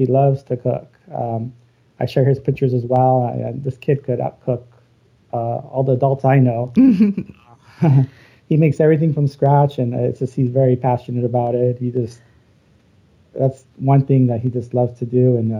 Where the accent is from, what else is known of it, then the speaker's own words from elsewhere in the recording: Los Angeles, California, United States; moved away as an adult; now in Arizona, United States; I was born and raised in Los Angeles, so I was part of the California educational system.